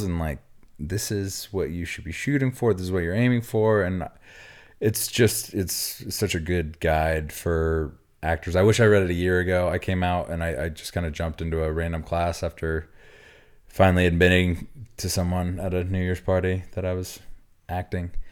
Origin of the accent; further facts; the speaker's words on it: Oklahoma, United States; moved away; my background, I grew up in Oklahoma.